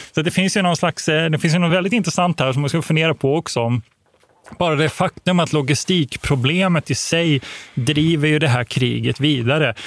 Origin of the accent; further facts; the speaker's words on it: Växjö, Kronoberg County, Sweden; Jag är född i Växjö.